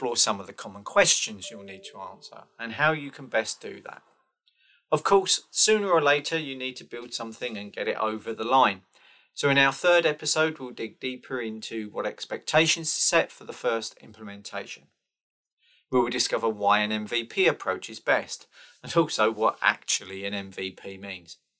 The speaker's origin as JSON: {"language": "English", "country": "United Kingdom", "said": "I am British and currently I'm living near Rugby"}